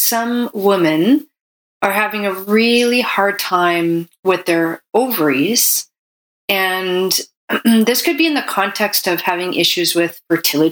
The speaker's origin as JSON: {"language": "English", "country": "Canada", "said": "I'm a Canadian medical doctor"}